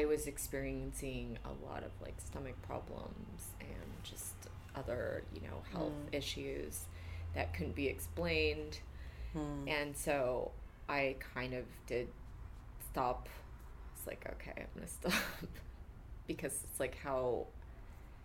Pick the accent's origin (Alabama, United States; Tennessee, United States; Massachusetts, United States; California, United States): California, United States; Central; also born or lived in South Korea; I grew up in Central California